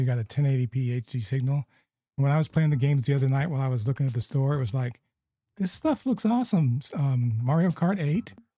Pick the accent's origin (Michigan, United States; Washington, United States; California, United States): California, United States; Southern; growing up in Southern California